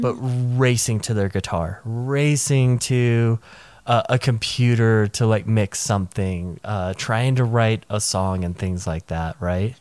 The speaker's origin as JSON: {"language": "English", "town": "Nashville", "region": "Tennessee", "country": "United States", "tie": "born or raised there", "said": "I grew up in the Nashville area."}